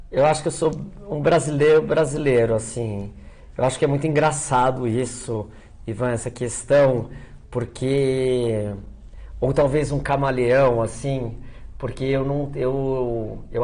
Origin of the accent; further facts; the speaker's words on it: São Paulo, Brazil; born there; Porque eu Nasci no Cerqueira César, já faz mais de 15 anos que eu moro em Santa Cecília. Minha família, quando emigrou, foi para o Bexiga